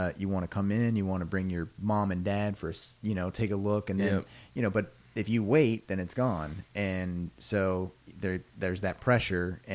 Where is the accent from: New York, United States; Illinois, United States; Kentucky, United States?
Kentucky, United States; Louisville; Louisville. Nice. Fifth generation.